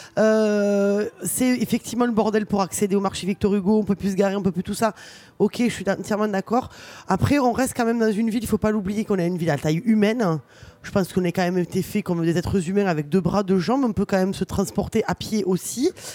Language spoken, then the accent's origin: French; Toulouse, Occitania, France; je suis une pure Toulousaine. Du moins, je suis née ici